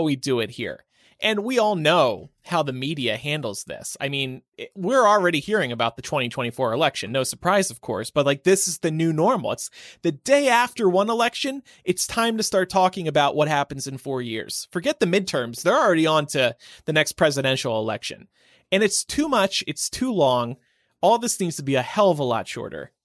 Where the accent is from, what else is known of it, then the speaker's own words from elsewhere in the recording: Nevada, United States; my home state of Nevada